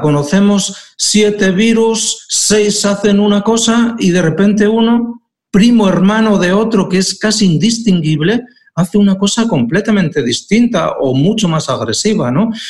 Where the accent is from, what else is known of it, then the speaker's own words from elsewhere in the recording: Aragon, Spain; now in Asturias, Spain; en Aragón, de donde soy